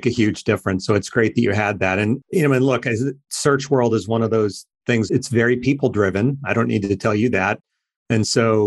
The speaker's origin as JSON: {"language": "English", "region": "Ohio", "country": "United States", "tie": "born or raised there", "said": "where I grew up in Ohio"}